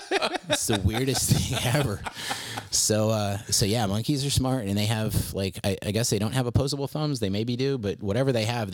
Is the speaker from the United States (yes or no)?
no; southern Philippines, Philippines; And so I grew up in the Philippines, in the jungles of the southern Philippines, which explains a lot about me, I think.